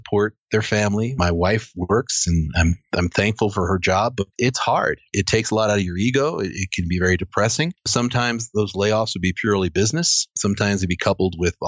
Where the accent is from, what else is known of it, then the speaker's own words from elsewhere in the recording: New York City, New York, United States; moved away; also born or lived in New England; I grew up in New York City